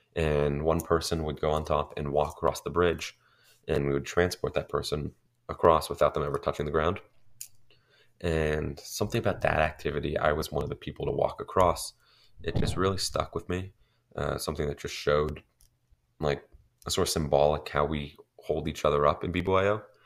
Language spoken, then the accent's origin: English; Denver, Colorado, United States; I'm a junior from Denver, Colorado, which is in the Rocky Mountain region